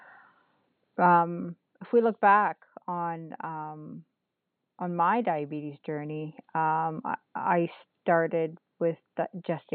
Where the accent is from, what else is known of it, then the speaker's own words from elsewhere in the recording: North Bay, Ontario, Canada; I am from Nipissing First Nation, which is just outside of North Bay, Ontario, in northeastern Ontario. And I live right on the lake